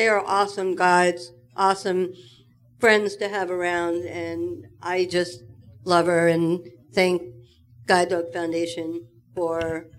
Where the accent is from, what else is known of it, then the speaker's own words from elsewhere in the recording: Long Island, New York, United States; I'm from Long Island, New York.